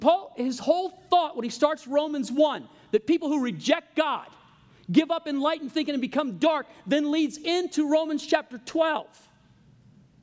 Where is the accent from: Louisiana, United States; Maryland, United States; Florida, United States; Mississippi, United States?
Louisiana, United States; I'm from Louisiana.